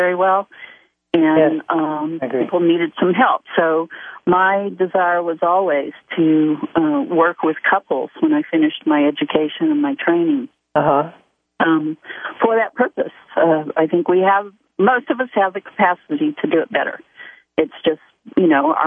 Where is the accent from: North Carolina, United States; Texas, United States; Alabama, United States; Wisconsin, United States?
Texas, United States; Dallas; also born or lived in Austin, Texas; now in Westlake Village, United States; I grew up in Dallas, Texas.